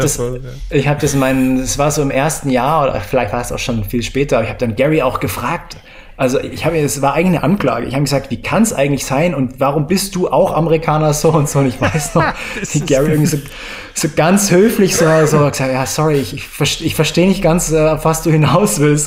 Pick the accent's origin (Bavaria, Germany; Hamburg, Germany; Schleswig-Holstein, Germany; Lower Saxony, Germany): Bavaria, Germany; moved away; Ich bin ja aus Bayern raus und ich, ach, dieses bayerische Mir ist an mir